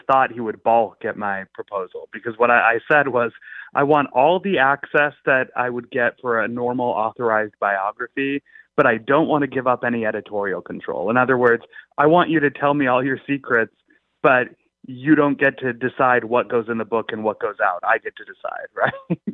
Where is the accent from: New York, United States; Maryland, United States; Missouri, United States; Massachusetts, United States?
Massachusetts, United States; Belmont; I grew up in Massachusetts, actually lived in Belmont, the same town that he was in.